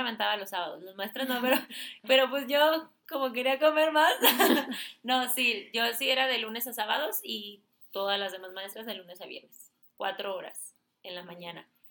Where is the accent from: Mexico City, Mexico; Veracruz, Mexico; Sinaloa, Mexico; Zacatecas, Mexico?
Sinaloa, Mexico; moved away; me fui para Mochis, yo soy de Sinaloa